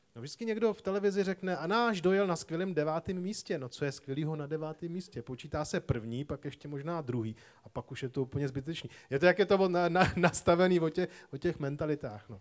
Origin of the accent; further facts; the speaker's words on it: Prague, Czechia; Já jsem vyrůstal tady v Praze